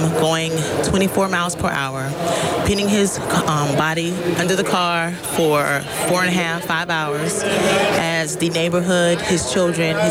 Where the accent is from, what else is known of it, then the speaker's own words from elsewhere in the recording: DeLand, Florida, United States; I'm from DeLand, Florida